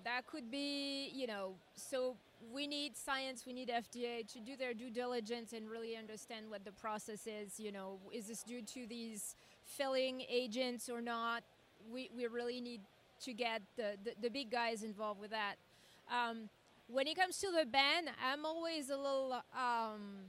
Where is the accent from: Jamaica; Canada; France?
France; now in United States; I come from France and Europe